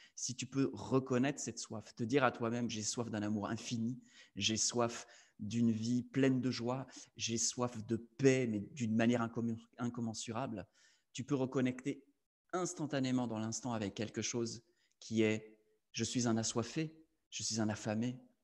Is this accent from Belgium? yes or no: yes; Belgium; Je suis belge